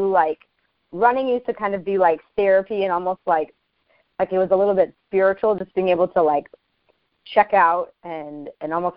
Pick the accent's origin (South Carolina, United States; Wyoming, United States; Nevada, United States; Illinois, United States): Wyoming, United States; Newcastle; moved away; Growing up in Wyoming